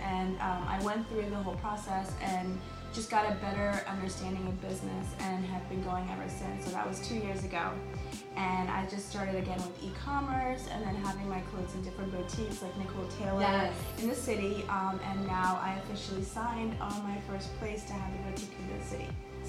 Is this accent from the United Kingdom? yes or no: no; India; which I love because of course I'm Indian.